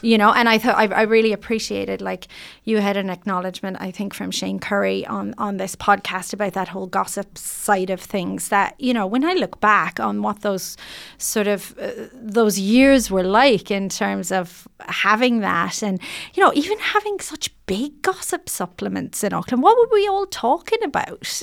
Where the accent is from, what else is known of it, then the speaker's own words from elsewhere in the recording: Ireland; moved away as an adult; now in New Zealand; I just wanted to be accepted as a New Zealander